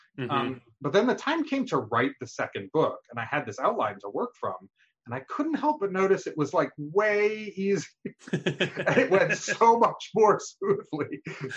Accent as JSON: {"language": "English", "region": "New York", "country": "United States", "tie": "born or raised there", "also_born_or_lived": "Pittsburgh, Pennsylvania", "moved": "as an adult", "said": "I grew up in New York, and went to college in Pittsburgh."}